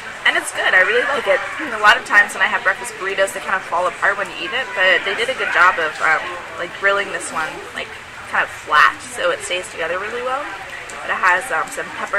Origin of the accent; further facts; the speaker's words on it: Victoria, British Columbia, Canada; I'm from Victoria, Canada